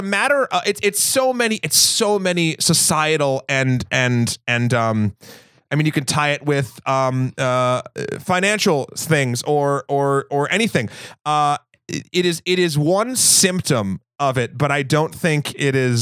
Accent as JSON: {"language": "English", "region": "New England", "country": "United States", "said": "I'm from New England"}